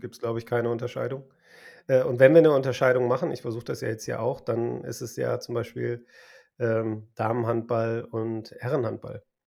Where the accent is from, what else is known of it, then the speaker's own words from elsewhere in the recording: Essen, North Rhine-Westphalia, Germany; now in Kreis Unna, Germany; aus meiner Heimatstadt Essen